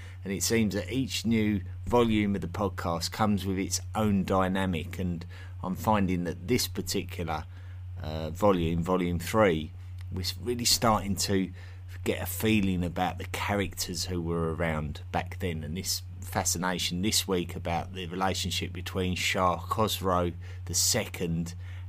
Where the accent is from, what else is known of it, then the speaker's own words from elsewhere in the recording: East of England, United Kingdom; accent: Essex; My Essex accent is extremely vulgar in real life, and I didn't realise how vulgar it was until I started speaking to various English speakers around the world